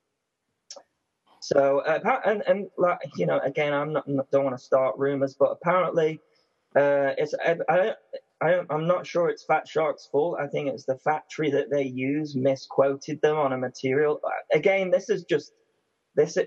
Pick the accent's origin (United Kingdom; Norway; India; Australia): United Kingdom; We're British